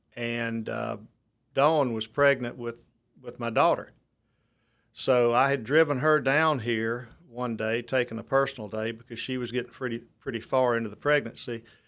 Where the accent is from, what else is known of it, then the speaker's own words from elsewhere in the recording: Lucedale, Mississippi, United States; moved away as an adult; now in Mobile, United States; I took a middle school job back in my hometown in, uh, Lucedale